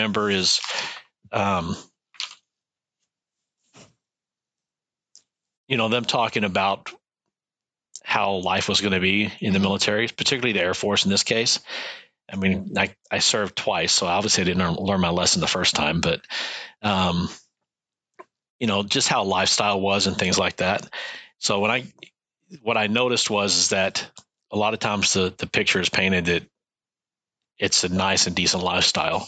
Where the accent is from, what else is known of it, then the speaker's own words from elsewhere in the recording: Texas, United States; moved away as an adult; also born or lived in Washington State; now in New Hampshire, United States; I grew up in Texas